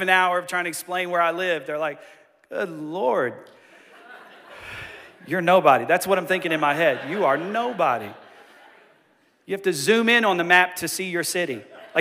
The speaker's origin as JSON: {"language": "English", "town": "Johnson City", "region": "Tennessee", "country": "United States", "said": "We're like an hour and a half east of Knoxville."}